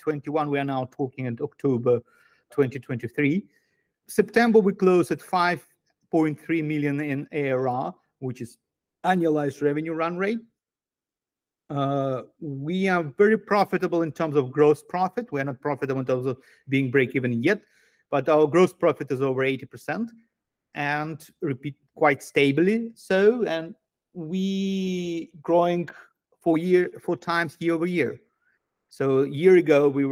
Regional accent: Moscow, Russia; moved away as an adult; also born or lived in Asia; I'm Jewish Russian. I grew up in Moscow. I lived in the country until 2014

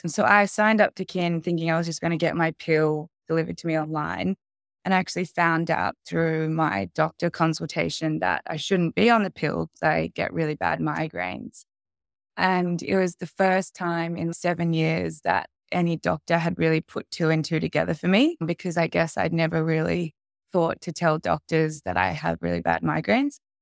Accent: Sydney, New South Wales, Australia; I was I born and raised in Sydney

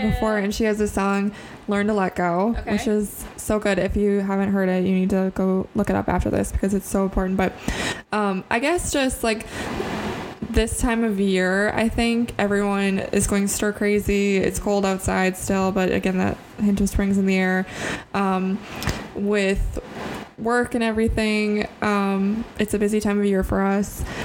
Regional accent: Central Wisconsin, United States; we're from Central Wisconsin. Hunting is like a uh, popular sport here.

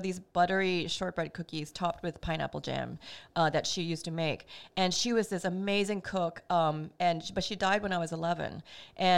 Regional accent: Singapore; moved away as an adult; also born or lived in Brooklyn, New York; now in New York, United States; growing up in Singapore, I came from a very food obsessed culture

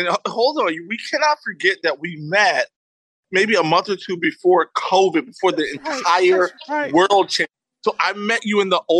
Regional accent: New York City, New York, United States; also born or lived in Florida; my mom is from Harlem. I was born in Harlem, New York, and I'm really, you know, a Harlem kid, born and bred. However, my mom moved to Florida.

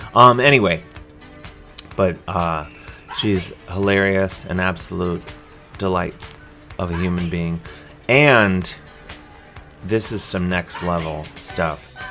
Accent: Cleveland, Ohio, United States; born or raised there; now in New York City, United States

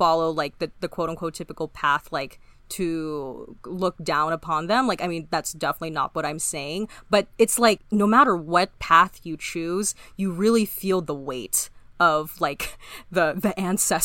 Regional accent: Orange County, California, United States; I'm from California, specifically Orange County.

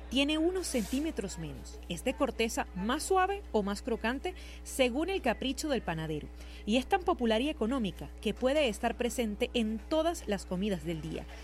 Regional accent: Venezuela

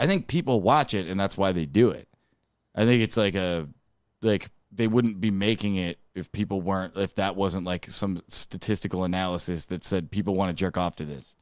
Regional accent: Dearborn, Michigan, United States; I'm from Dearborn, Michigan

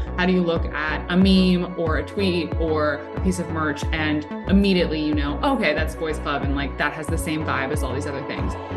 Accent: South Florida, United States; also born or lived in Williamsburg, Brooklyn, New York; now in New York, United States; I'm originally from South Florida

